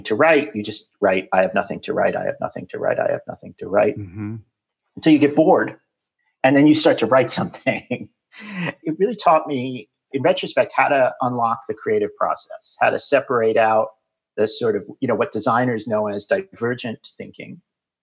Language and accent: English; New York City, New York, United States; moved away as an adult; also born or lived in Silicon Valley; I'm originally from New York City, born in Manhattan, raised in Queens, went to high school and college in Manhattan